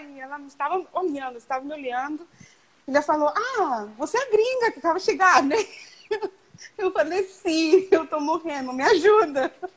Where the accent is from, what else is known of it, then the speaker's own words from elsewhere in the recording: Canada; Portuguese is a second language; also born or lived in Mexico / Rio de Janeiro, Brazil / Toronto; meus pais são de Nicarágua, eu nasci em México, mas eu cresci no Canadá.